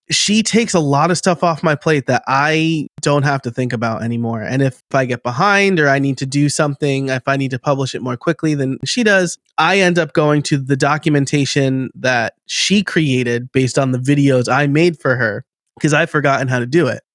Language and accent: English; New York, United States; accent: New York; now in Philadelphia area, United States; I live outside of Philly now, but I am from New York, about an hour north